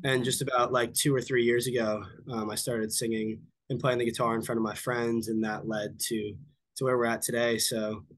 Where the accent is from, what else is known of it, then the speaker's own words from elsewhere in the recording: Pennsylvania, United States; also born or lived in California / Massachusetts; now in Texas, United States; So I was born in Los Angeles, but when I was like very young, I moved to Pennsylvania. Okay. And then grew up a little bit between Pennsylvania and Massachusetts.